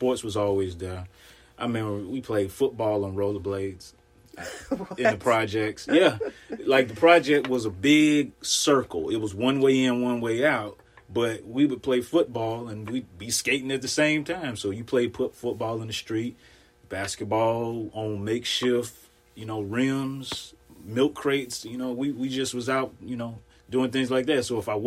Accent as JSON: {"language": "English", "region": "Mississippi", "country": "United States", "moved": "as an adult", "lives_now": "Pacific Northwest, United States", "said": "I am from Mississippi originally. I've been in the Pacific Northwest for about 13 years now"}